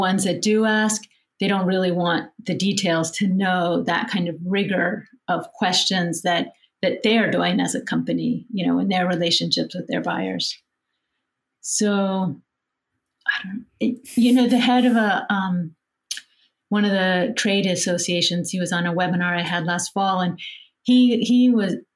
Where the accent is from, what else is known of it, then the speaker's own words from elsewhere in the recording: West Virginia, United States; I'm from West Virginia